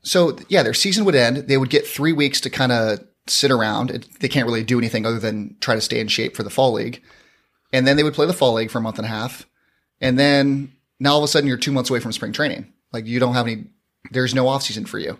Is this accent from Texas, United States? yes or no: no; San Diego, California, United States; I'm from San Diego, born and raised